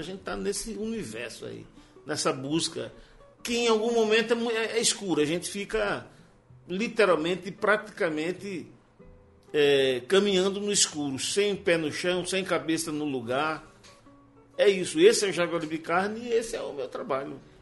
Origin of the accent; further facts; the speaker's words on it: João Pessoa, Paraíba, Brazil; eu já vivi 63 anos em João Pessoa